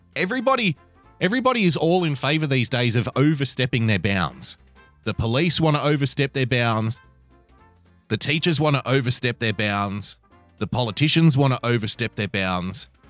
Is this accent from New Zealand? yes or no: no; Australia; I'm an Australian